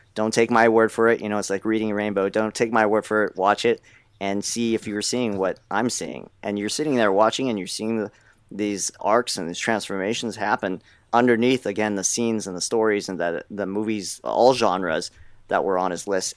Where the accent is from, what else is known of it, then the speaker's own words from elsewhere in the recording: United States; I was born in the States